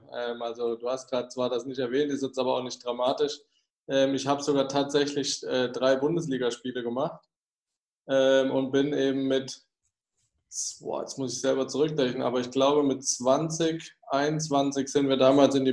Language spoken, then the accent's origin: German; Freiburg, Baden-Württemberg, Germany; Ja, ich bin ja äh, gebürtig aus Freiburg, also ich komme ja vom Umland